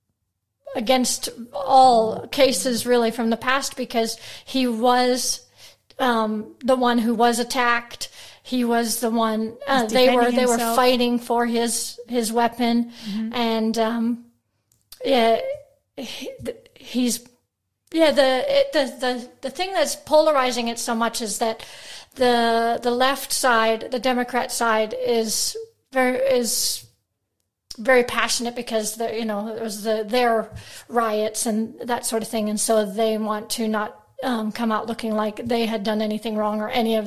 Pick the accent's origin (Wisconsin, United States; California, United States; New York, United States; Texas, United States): Wisconsin, United States; Wisconsin, so my home state